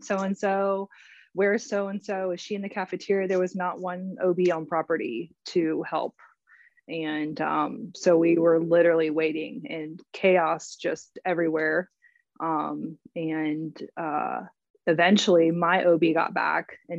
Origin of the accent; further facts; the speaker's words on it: Florida, United States; also born or lived in Winter Park, Florida; I'm also a Floridian. I'm joining from Winter Park, Florida.